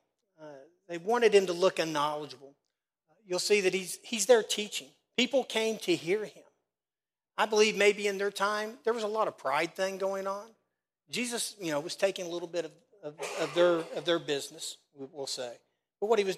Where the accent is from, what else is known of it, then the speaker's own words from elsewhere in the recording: Casey County, Kentucky, United States; now in Danville, United States; I'm from Casey County, so trust me. Being in church most of my life in Casey County, I got a few critics too. That's why I'm in Danville now.